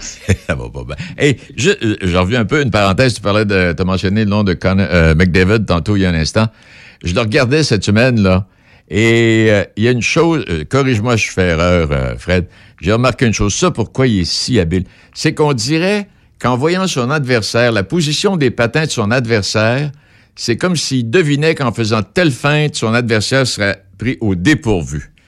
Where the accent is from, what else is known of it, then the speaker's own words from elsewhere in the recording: Pont-Rouge, Quebec, Canada; j'ai grandi à Pont-Rouge